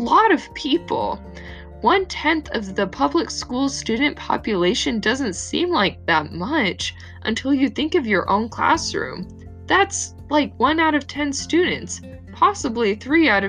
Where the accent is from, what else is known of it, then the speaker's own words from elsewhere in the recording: Arizona, United States; moved away as an adult; now in Utah, United States; I grew up in Arizona. Now I'm attending Brigham Young University in Utah.